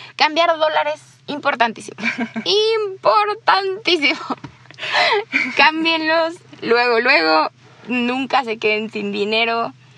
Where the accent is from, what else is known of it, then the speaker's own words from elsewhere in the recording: Mexico; yo soy de México